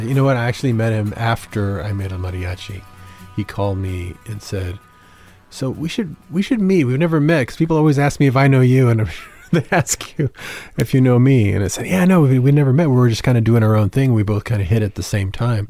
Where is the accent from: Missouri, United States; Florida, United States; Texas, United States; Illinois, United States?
Texas, United States; San Antonio; I grew up in San Antonio